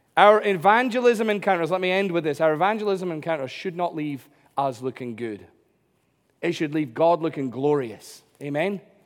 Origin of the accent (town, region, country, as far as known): United Kingdom